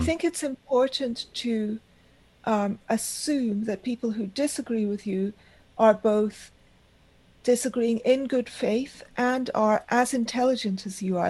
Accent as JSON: {"language": "English", "town": "Karachi", "region": "Sindh", "country": "Pakistan", "tie": "born or raised there", "also_born_or_lived": "Argentina / Bombay, India", "moved": "yes", "said": "I spent my childhood in Pakistan. I grew up in the Pakistani Parsi community in Karachi"}